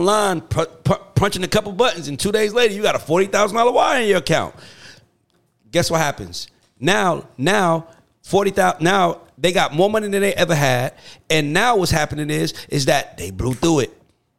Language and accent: English; College Park, United States; moved away; also born or lived in Bronx, New York; I'm from College Park, but I was born in the Bronx.